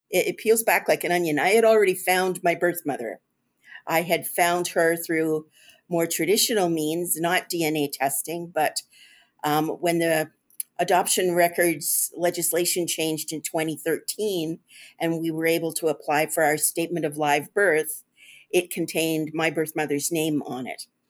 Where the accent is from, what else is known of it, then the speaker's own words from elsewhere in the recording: Toronto, Ontario, Canada; I grew up here in Toronto